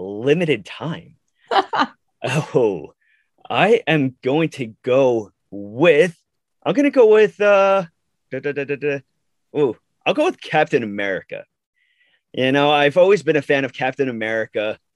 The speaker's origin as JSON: {"language": "English", "area": "Long Island", "region": "New York", "country": "United States", "said": "I am from Long Island, New York"}